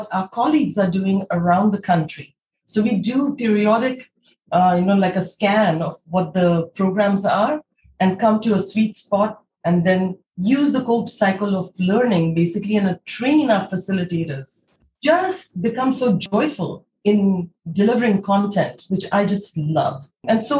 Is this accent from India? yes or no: yes; India; as somebody who was born and brought up in India